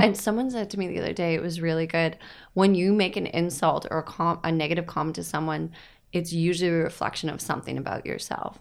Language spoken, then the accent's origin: English; Woodstock, Ontario, Canada; moved away; I'm originally from Woodstock